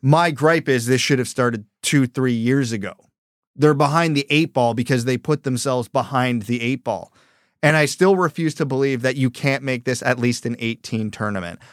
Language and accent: English; Canada; I'm a Canadian